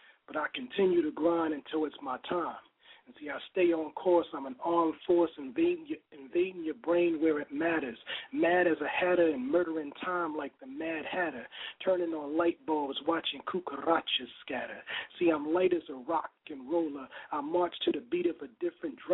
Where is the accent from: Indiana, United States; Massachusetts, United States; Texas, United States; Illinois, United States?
Illinois, United States; Chicago; I'm from Chicago